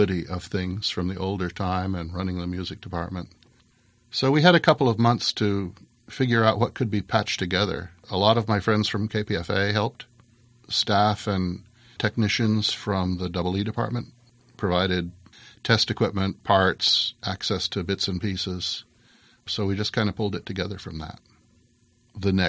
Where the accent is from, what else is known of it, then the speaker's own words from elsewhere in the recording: Berkeley, California, United States; we moved away from Berkeley right after some of the worst of the People's Park riots up to more rural Northern California and finished high school there